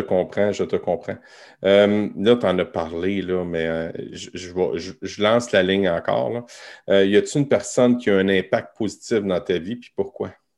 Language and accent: French; Montmagny, Quebec, Canada; Moi, je restais à Montmagny